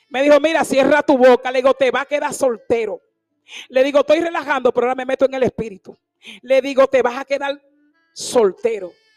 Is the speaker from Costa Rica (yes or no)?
no; La Romana, Dominican Republic; also born or lived in Higüey; Yo no soy de Higüey, tú sabes, yo soy de la romana